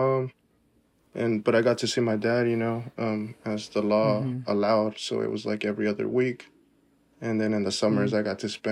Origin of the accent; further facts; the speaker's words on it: Woodburn, Oregon, United States; I'm from Woodburn. Woodburn is where I'm from.